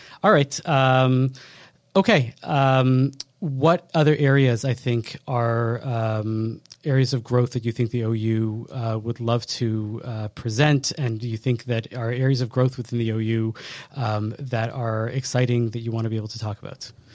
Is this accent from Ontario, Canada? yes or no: no; Montreal, Quebec, Canada; us Montrealers